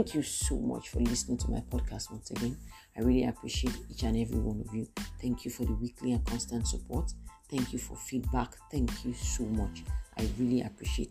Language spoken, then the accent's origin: English; South West Nigeria, Nigeria; I'm from the Southwest. I'm Yoruba